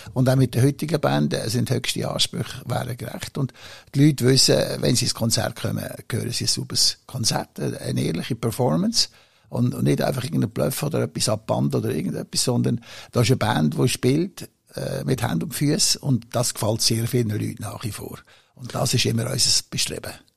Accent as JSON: {"language": "German", "country": "Switzerland", "said": "in meiner Heimat"}